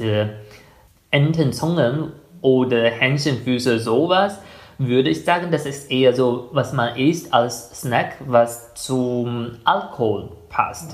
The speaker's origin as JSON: {"language": "German", "country": "China", "second_language": "German", "moved": "yes", "lives_now": "Germany"}